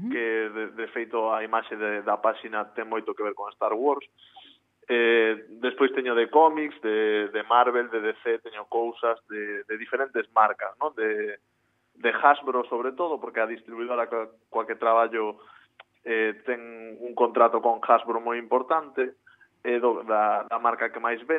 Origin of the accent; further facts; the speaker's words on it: Sanxenxo, Galicia, Spain; also born or lived in Santiago de Compostela; eu vivía en Santiago e, e eu son de Sanxenxo